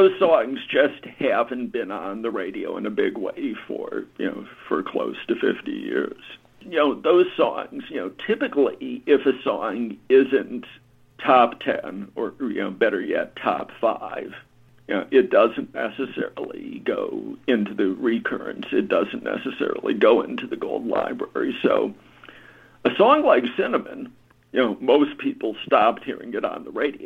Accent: Washington, District of Columbia, United States; I grew up in Washington, D.C.

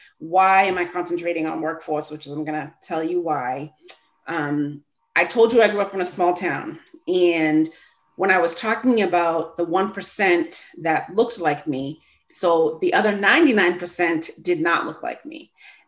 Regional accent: Massachusetts, United States; I grew up in Massachusetts in a small suburb located on the South Shore.

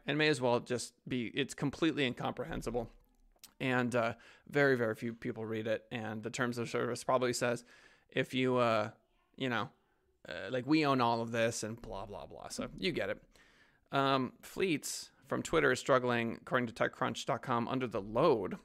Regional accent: United States; speaking as an American

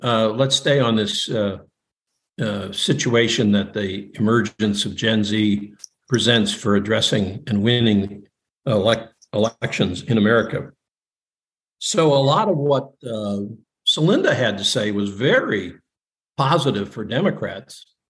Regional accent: Huntington Woods, Michigan, United States; my hometown, the place I was raised in, Huntington Woods, Michigan

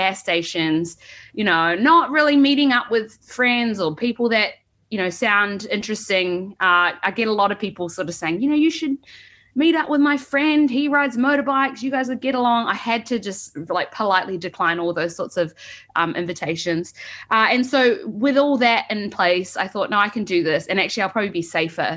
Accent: New Zealand; accent: Kiwi; moved away as an adult; also born or lived in San Francisco; now in United States; I immigrated to America from New Zealand 3 years ago for work

